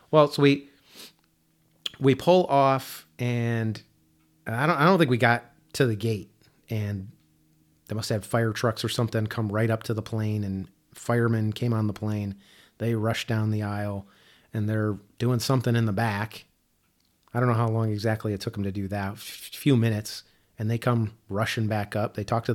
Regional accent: Chicago, Illinois, United States; I grew up in the Midwest, in Chicago, and, you know, I don't know trees.

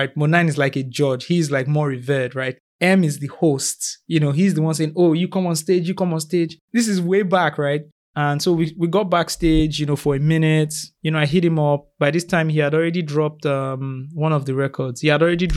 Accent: Lagos, Nigeria; moved away; I'm from Lagos

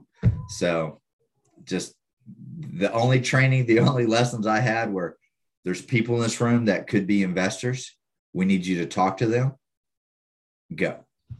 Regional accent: Quitman, Texas, United States; A little town called Quitman. Just how it sounds, Quitman. Grew up there whole life.

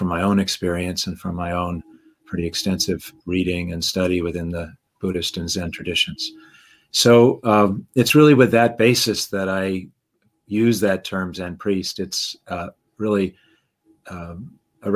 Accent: Massachusetts, United States; now in Connecticut, United States; I grew up in Massachusetts and now live in Connecticut.

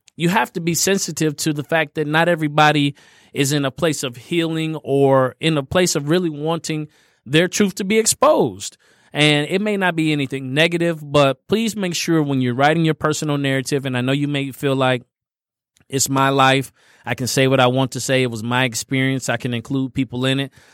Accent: Indiana, United States; I grew up in Indiana

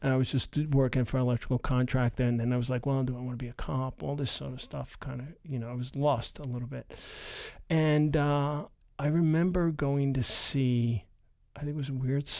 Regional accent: Brooklyn, New York, United States; growing up in Brooklyn at the time in the 70s, it was like in early 80s, it was like the jungle.

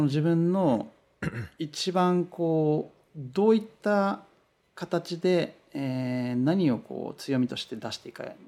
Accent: Japan; first language Japanese; moved away as an adult; now in Los Angeles, United States; 僕は日本人で、こう言語は母国語はやっぱ日本語で英語は第二外国語なので

